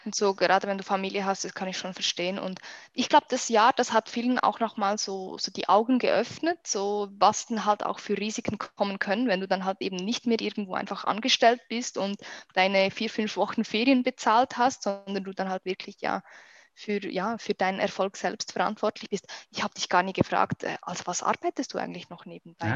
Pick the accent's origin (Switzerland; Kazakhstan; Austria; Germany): Switzerland; accent: Swiss; ich komme aus der schönen Schweiz